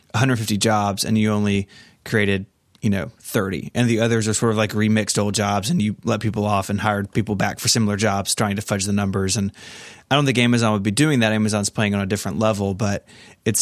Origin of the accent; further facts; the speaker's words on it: Memphis, Tennessee, United States; my hometown of Memphis